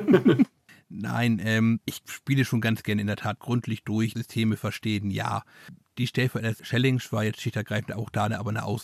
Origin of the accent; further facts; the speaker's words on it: Transylvania, Romania; Ah, das ist das, was meine Heimat mit mir macht.